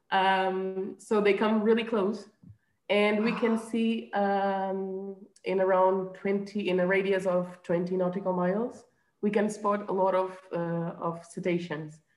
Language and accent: English; Azores, Portugal; also born or lived in Belgium; I'm from the Azores. Um, uh, you know, I grew just by the ocean